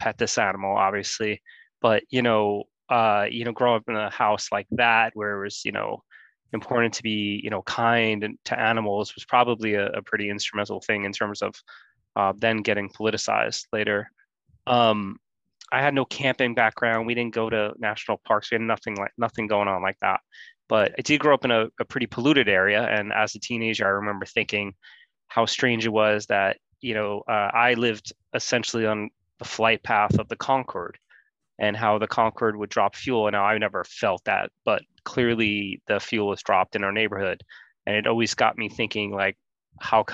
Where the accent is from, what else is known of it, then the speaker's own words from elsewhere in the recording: New York City, New York, United States; I grew up in Queens, New York, like sort of in this little peninsula called Rockaway